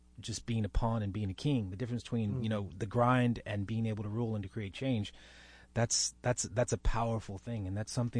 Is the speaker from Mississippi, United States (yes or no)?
no; Dallas, Texas, United States; they ended up in Dallas, and that's where I was actually born and raised.